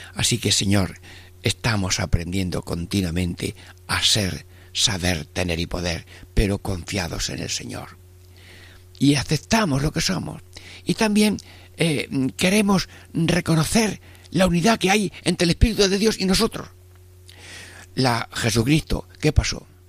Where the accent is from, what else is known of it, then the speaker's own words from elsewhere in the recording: Jaén, Andalusia, Spain; moved away; en mi pueblo de Jaén